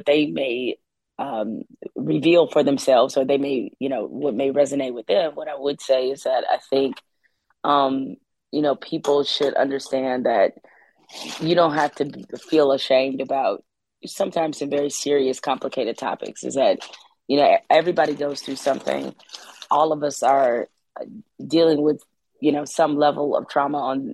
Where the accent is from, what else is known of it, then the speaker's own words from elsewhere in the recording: Detroit, Michigan, United States; also born or lived in East Lansing, Michigan; born and raised in Detroit, but grew up at Michigan State